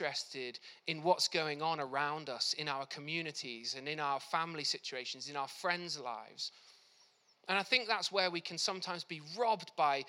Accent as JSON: {"language": "English", "region": "South Wales", "country": "United Kingdom", "tie": "born or raised there", "said": "I grew up in South Wales"}